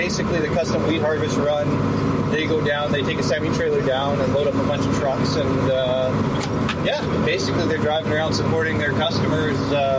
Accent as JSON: {"language": "English", "town": "Melita", "region": "Manitoba", "country": "Canada", "tie": "born or raised there", "also_born_or_lived": "Dauphin, Manitoba", "said": "Now, I'm originally from Melitta, Manitoba, kind of born and raised. A bit of a transplant to Dauphin, finished some high school up there."}